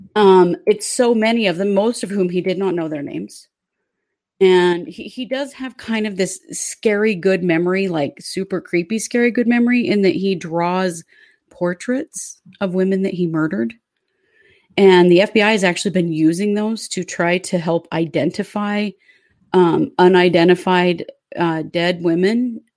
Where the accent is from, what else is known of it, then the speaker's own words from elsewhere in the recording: Idaho, United States; we were kids living here in Idaho